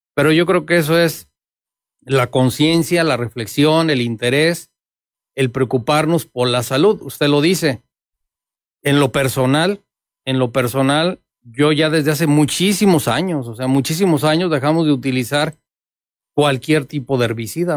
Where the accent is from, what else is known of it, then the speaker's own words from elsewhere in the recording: Mexico; Somos las familias mexicanas